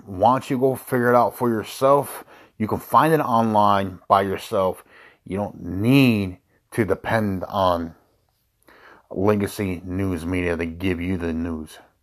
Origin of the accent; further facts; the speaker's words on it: United States; I was born here in the United States. My father who migrated from Mexico